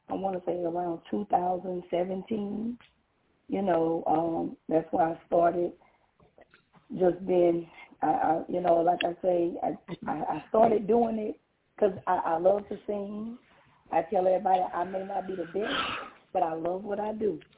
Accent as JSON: {"language": "English", "region": "Louisiana", "country": "United States", "said": "from Louisiana."}